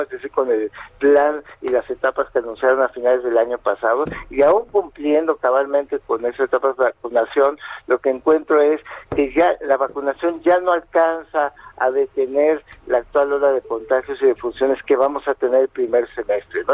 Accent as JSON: {"language": "Spanish", "country": "Mexico", "said": "no somos un país que se destaque eh, por ser eh, ni muy disciplinado ni, muy previsor, ¿no? Es decir, es parte de nuestra forma de ser"}